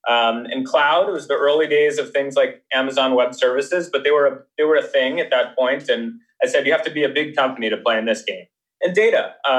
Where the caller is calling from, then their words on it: Menlo Park, California, United States; I'm calling from sunny Menlo Park.